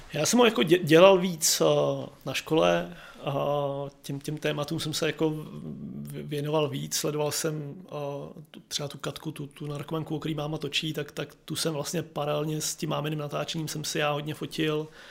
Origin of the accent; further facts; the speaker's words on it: Prague, Czechia; born or raised there